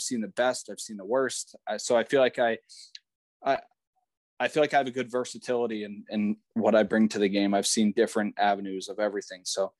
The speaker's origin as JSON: {"language": "English", "town": "Yardley", "region": "Pennsylvania", "country": "United States", "tie": "born or raised there", "said": "Yeah, so Yardley's a pretty small town outside of Philadelphia."}